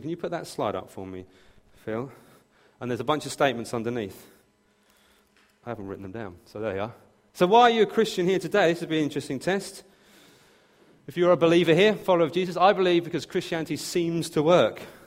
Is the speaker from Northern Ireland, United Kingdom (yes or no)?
no; near Brighton, South East England, United Kingdom; I was born and raised near Brighton